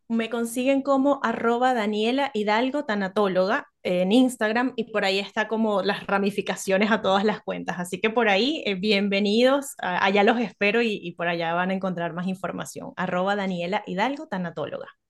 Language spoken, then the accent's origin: Spanish; Venezuela; now in Chile; soy venezolana, las arepas, que es nuestro plato tradicional